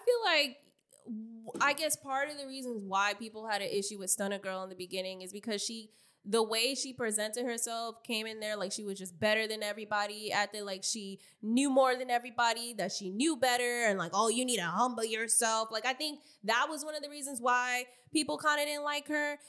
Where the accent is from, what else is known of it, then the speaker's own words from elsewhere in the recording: New York City, New York, United States; I'm from Queens, motherfucking New York, Southside Jamaica, Queens